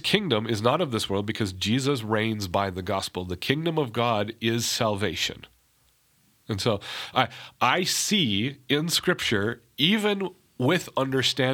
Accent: North Dakota, United States; I'm from North Dakota.

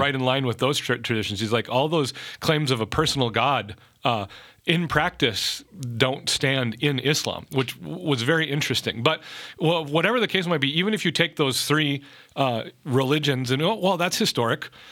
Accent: North Dakota, United States; growing up in North Dakota

